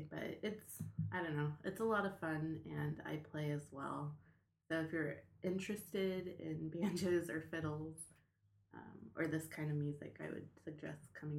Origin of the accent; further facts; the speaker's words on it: Long Beach, California, United States; I am born and raised in Long Beach, Southern California.